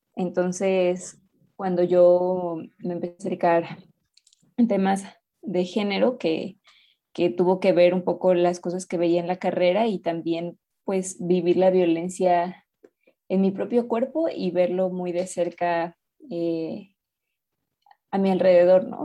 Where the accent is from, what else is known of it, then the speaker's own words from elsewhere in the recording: Mexico City, Mexico; soy de México, de la Ciudad de México.